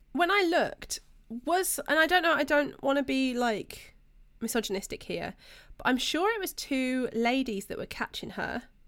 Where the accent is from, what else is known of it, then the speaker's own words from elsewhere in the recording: United Kingdom; We're British.